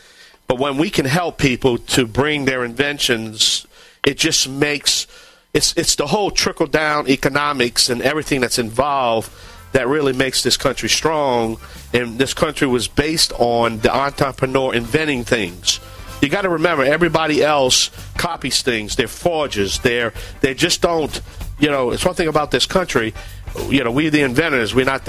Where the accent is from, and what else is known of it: Cajun, Louisiana, United States